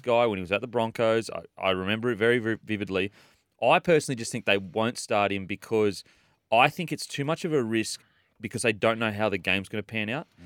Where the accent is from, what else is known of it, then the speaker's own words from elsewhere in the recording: Queensland, Australia; as a Queenslander